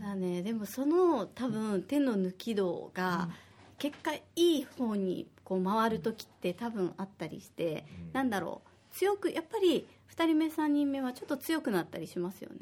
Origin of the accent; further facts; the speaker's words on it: Osaka, Japan; moved away as an adult; now in Okinawa, Japan; 私は大阪出身で